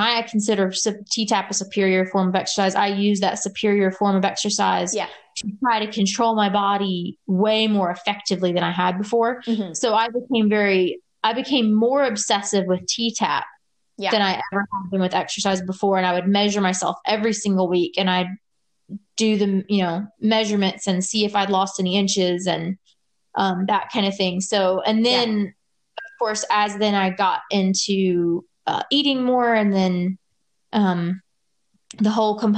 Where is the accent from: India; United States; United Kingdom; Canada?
United States; Louisiana; I grew up in Louisiana, which is so hot